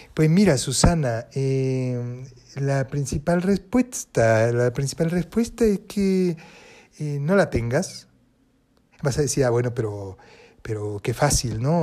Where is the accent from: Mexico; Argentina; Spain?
Argentina; Buenos Aires Province; also born or lived in Paris; yo soy eh, argentina, nací en Buenos Aires, provincia de Buenos Aires